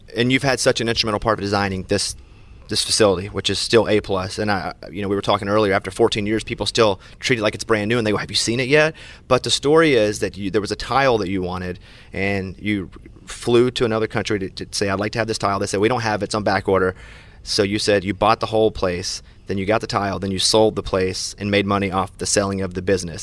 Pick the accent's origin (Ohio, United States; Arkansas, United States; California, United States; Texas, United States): Arkansas, United States; I'm from Arkansas